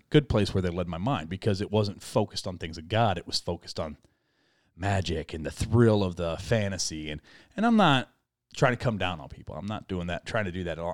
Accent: United States; we as American Christians

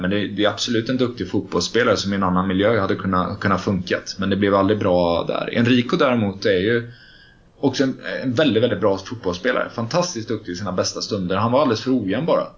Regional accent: Gothenburg, Västra Götaland, Sweden; moved away as an adult; now in Stockholm, Sweden; komma till Stockholm som göteborgare eh, var också svårt.

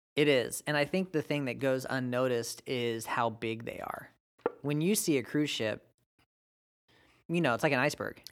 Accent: United States; my American-born right

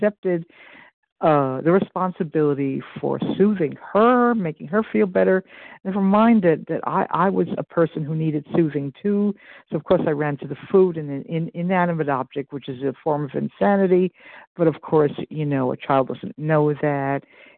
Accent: Iowa, United States; from Iowa. I am in Central Time.

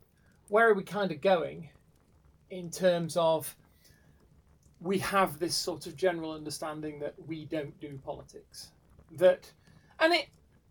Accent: United Kingdom; I am British

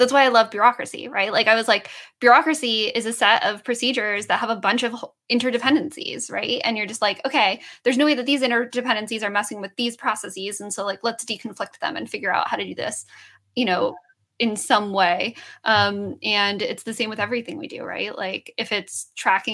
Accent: Southern New Mexico, United States; I grew up in Southern New Mexico

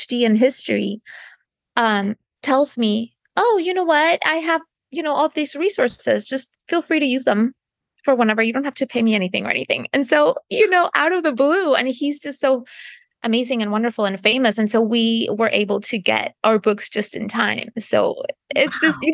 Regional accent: Canada; moved away as an adult; now in United States; I'm not American, I'm Canadian

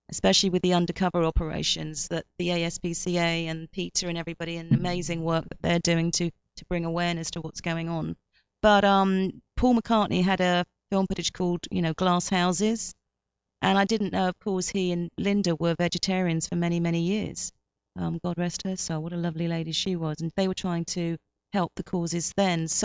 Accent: Myanmar; now in United States; I'm Burmese English, uh, which is kind of weird because I'm Burmese English and I'm in America now

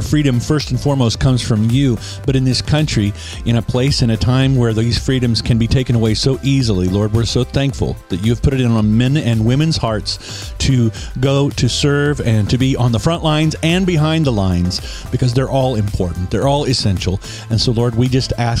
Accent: Scott City, Kansas, United States; also born or lived in Topeka, Kansas / Nashville; in my hometown in Scott City, Kansas

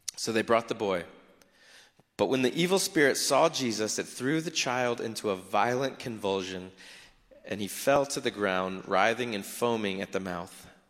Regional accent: South Florida, United States; I grew up in South Florida.

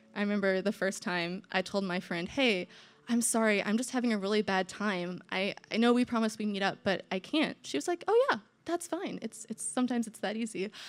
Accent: Indiana, United States; I'm from Indiana, I'm from the Midwest

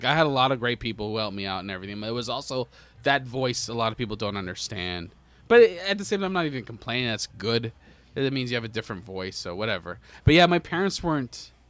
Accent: Toronto, Ontario, Canada; also born or lived in Markham, Ontario / Unionville, Ontario; I come from Scarborough

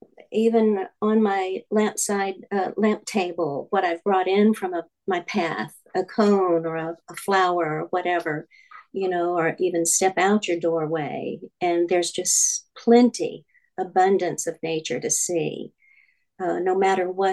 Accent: Louisiana, United States; now in California, United States; I grew up in Louisiana

